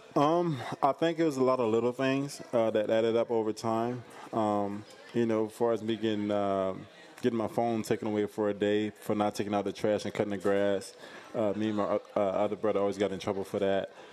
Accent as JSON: {"language": "English", "region": "the South", "country": "United States", "said": "I'm from the South. I'm from, uh, where, where there's a lot of hospitality"}